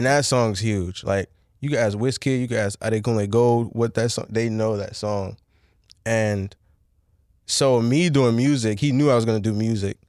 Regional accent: Bowie, Maryland, United States; also born or lived in Nigeria / Laurel, Maryland / Washington, D.C. / Montgomery County, Maryland; I grew up here. I was born in Nigeria, I came mad young, but I'm still super cultured in Nigeria, but I know, like, I lived in Bowie

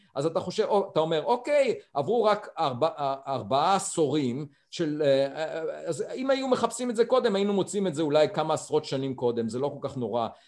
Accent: Beit Hanan, Central District, Israel; moved away; נולדתי במושב אה, בית חנן ליד ראשון לציון

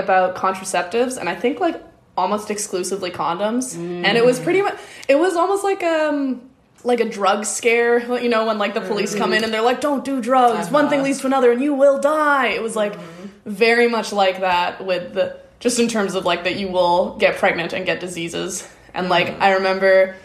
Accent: Victoria, British Columbia, Canada; I grew up here in Victoria, which is generally like very progressive

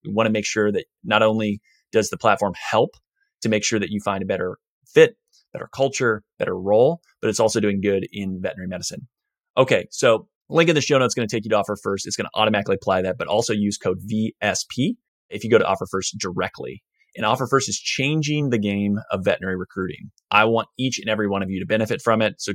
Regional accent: Indiana, United States; I'm from Indiana.

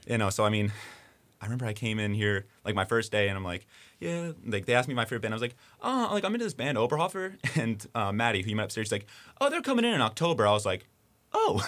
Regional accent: New Jersey, United States; I'm, I'm from New Jersey

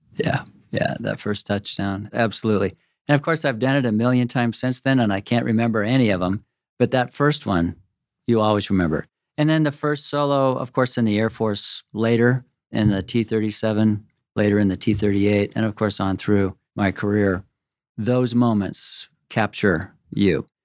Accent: Corvallis, Oregon, United States; also born or lived in Washington; my mother, who was the daughter of a professor where I grew up in Corvallis and Oregon State University

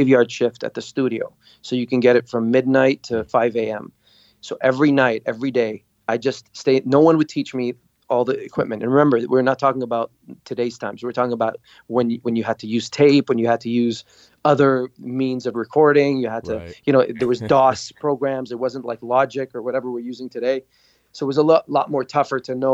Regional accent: Dubai, United Arab Emirates; moved away as an adult; also born or lived in Beirut, Lebanon / Montreal, Canada; We fled to Dubai. My dad got a job. His brother hooked him up something. And we stayed there till I graduated high school

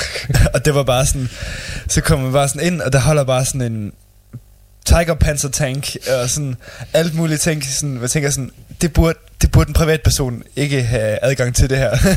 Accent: Denmark

